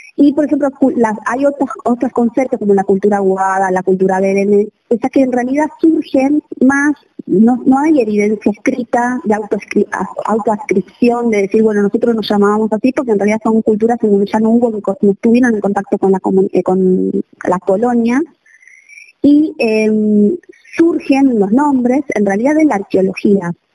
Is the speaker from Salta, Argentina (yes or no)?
no; Buenos Aires, Argentina; now in Jujuy, Argentina; yo soy de Buenos Aires, eh, de la ciudad de Buenos Aires